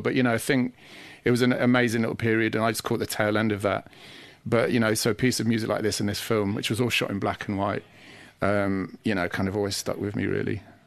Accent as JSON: {"language": "English", "town": "Sheffield", "region": "Yorkshire and the Humber", "country": "United Kingdom", "tie": "born or raised there", "also_born_or_lived": "Manchester", "moved": "as an adult", "said": "I come from Sheffield, so, you know, there was a culture of electronic music from being very young"}